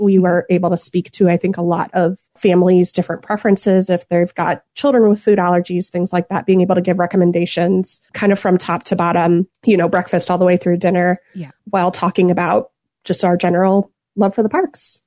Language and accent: English; Southeast Florida, United States; now in St. Louis, Missouri, United States; I'm originally from Southeast Florida